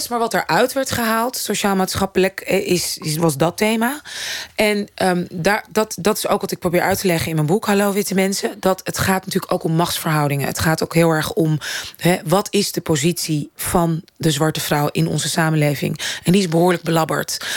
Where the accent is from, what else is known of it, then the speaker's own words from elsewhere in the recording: Netherlands; als Nederlandse vrouw... die al inderdaad in de media ook af en toe werkzaam is... en theater maakt